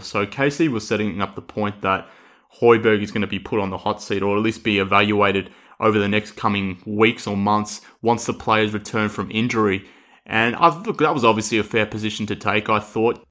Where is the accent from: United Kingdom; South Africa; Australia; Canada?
Australia; accent: Australian; I'm obviously with my accent here from Australia